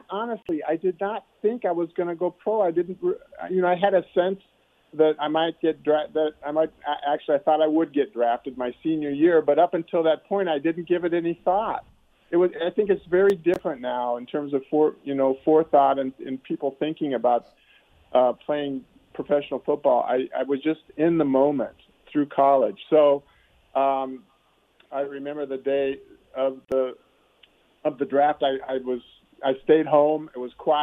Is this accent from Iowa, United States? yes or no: no; Omaha, Nebraska, United States; born or raised there